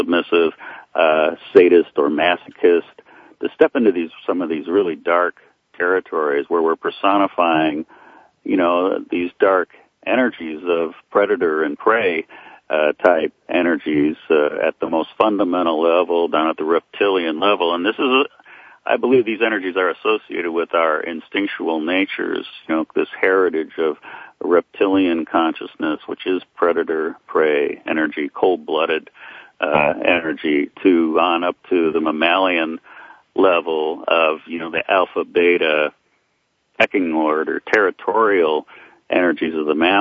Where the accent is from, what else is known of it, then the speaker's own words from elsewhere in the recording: Portland, Oregon, United States; moved away; Portland, which is my hometown